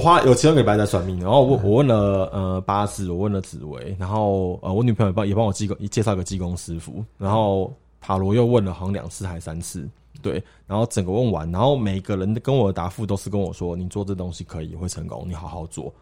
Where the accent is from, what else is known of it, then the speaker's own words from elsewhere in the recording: Taiwan; 我们从台湾来的